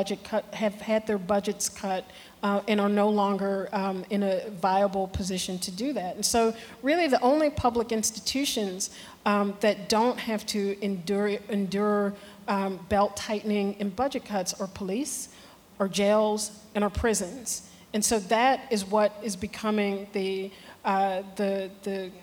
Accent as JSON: {"language": "English", "town": "Chicago", "region": "Illinois", "country": "United States", "said": "I'm from Chicago"}